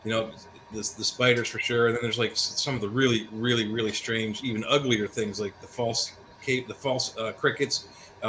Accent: Maryland, United States; I grew up in Maryland

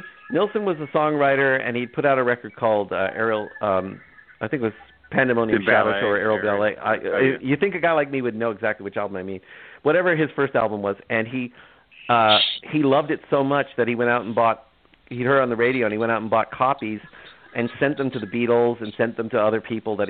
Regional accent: Toronto, Ontario, Canada; now in San Francisco, United States; I grew up in Toronto

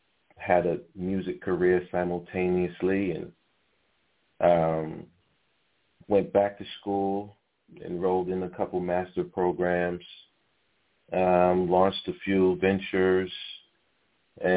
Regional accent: New York City, New York, United States; I'm from Harlem. I was born in Harlem Hospital

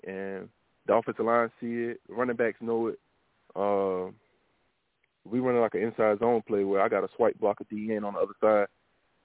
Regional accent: South Carolina, United States; moved away; also born or lived in Virginia; I'm originally from South Carolina

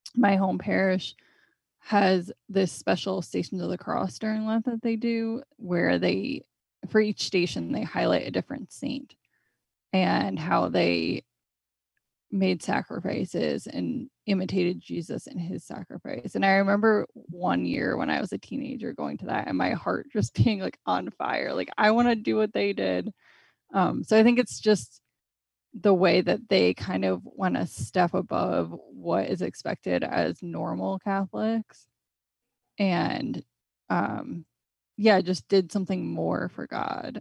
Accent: Connecticut, United States; I grew up in Connecticut, so I've always lived here.

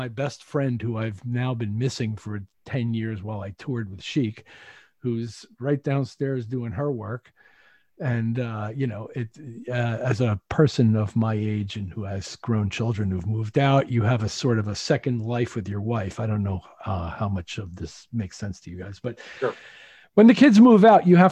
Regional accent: Bethpage, New York, United States; moved away as an adult; now in Connecticut, United States; I'm from Bethpage. I grew up, I was born and bred in Bethpage, went to high school there

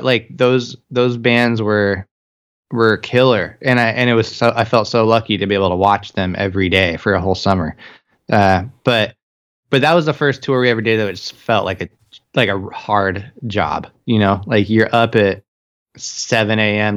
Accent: Longview, Washington, United States; growing up around Longview

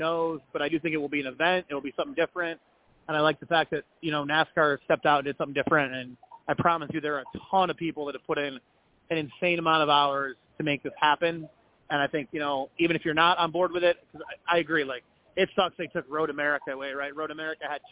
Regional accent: Chicago, Illinois, United States; I'm from the Chicagoland area

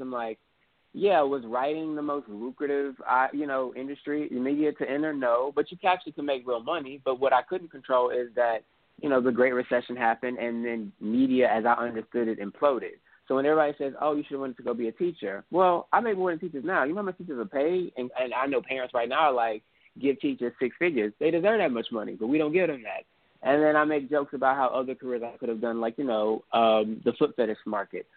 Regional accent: Houston, Texas, United States; I'm from Houston

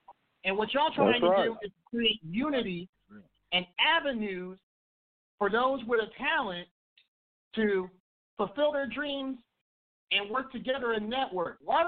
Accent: Kansas City, United States; I live here in KC now. This is my hometown.

